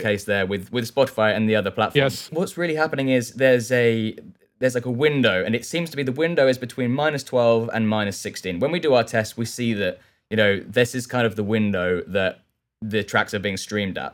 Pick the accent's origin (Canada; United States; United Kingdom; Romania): United Kingdom; south coast of England; moved away as an adult; now in London, United Kingdom; I live in London now. I grew up on the south coast of England